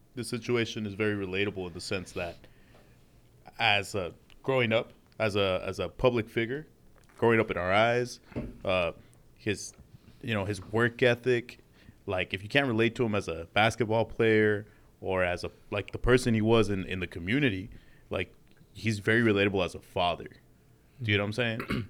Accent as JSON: {"language": "English", "town": "Los Angeles", "region": "California", "country": "United States", "tie": "born or raised there", "also_born_or_lived": "Utah", "said": "living here in L A for, like, my whole life"}